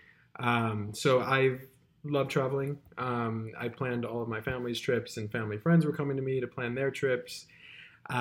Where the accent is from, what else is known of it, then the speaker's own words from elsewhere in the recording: Chicago, Illinois, United States; moved away as an adult; also born or lived in the South; now in New York City, United States; I am from Chicago